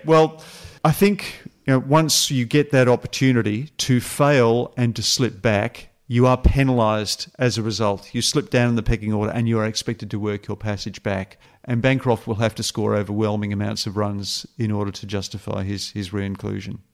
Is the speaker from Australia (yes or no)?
yes; Australia